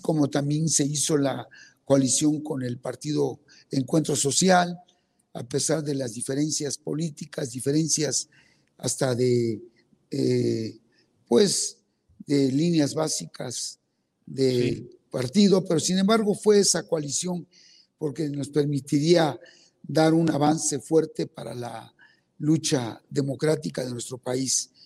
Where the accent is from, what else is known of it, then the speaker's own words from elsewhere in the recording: Betaza, Oaxaca, Mexico; first language Zapotec; Spanish is a second language; yo soy oaxaqueño, nacido en una comunidad indígena que se llama betaza soy zapoteco, hablo mi lengua indígena